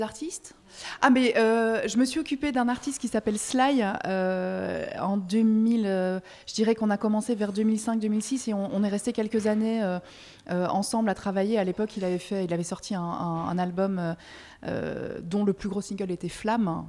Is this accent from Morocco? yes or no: no; Belgium; moved away as an adult; now in France; je suis belge, parfois je, fais des belgicismes